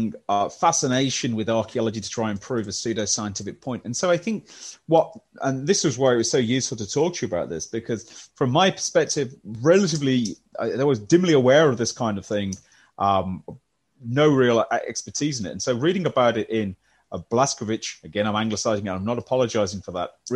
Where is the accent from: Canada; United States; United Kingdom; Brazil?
United Kingdom; West Midlands; Or a Midlander, I'm afraid. Baggy. If those of you who follow football know what that means, and Midlander through and through